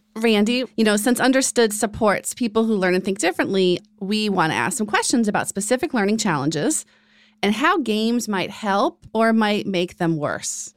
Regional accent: Rhode Island, United States; Yay, my home state.

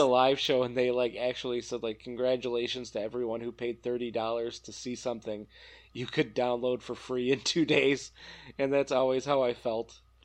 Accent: Northern Illinois, United States; now in Wisconsin, United States; I grew up in Northern Illinois, live in Wisconsin

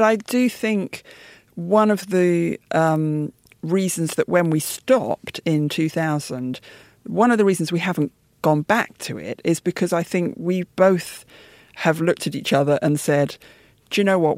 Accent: United Kingdom; my parents' generation moved out to the suburbs after the war because um, London was largely a bomb site, and so I grew

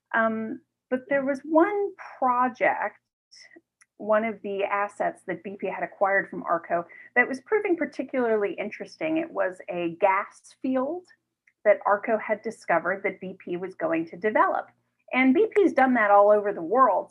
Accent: New York City, New York, United States; I grew up in New York City, uh, right in the heart of Manhattan

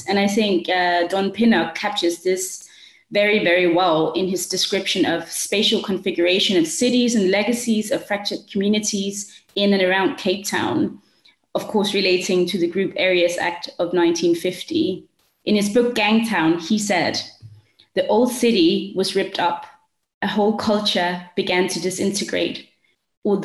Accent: Denmark; also born or lived in South Africa; I'm with you from Denmark. I've grown up here. I've studied and lived in South Africa for 5 years

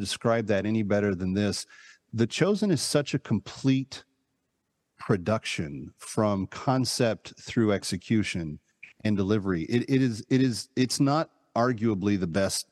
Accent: Fort Worth, Texas, United States; moved away as an adult; also born or lived in New York; I grew up in Texas. I haven't lived there in 40 years, but until I was 18, it was what I called home.

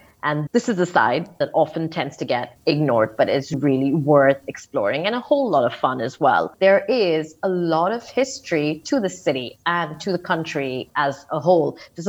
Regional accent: Dubai, United Arab Emirates; also born or lived in India / Switzerland / United States; I've lived in Dubai for most of my life, although I was born in India, and that is where my family hails from. I did spend a couple of years away from the city for university.

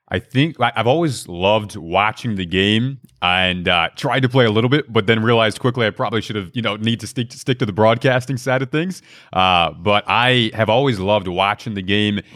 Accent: Detroit, Michigan, United States; I grew up in Detroit

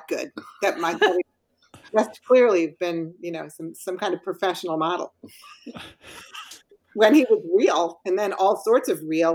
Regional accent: Wilton, Connecticut, United States; moved away as an adult; now in Long Island, United States; I grew up in Wilton, Connecticut

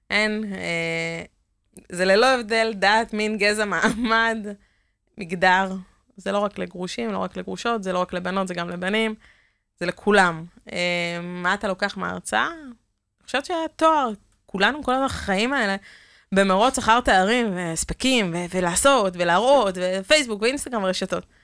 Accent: Kiryat Motzkin, Haifa District, Israel; also born or lived in Netanya; now in Givatayim, Israel; כילדה שגדלה במוצקין

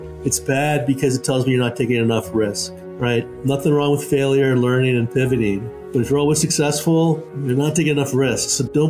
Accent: New York, United States; now in California, United States; I'm actually originally from New York

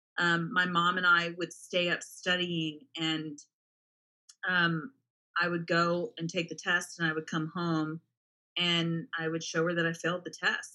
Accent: Dallas-Fort Worth area, Texas, United States; I actually grew up in the Dallas-Fort Worth area

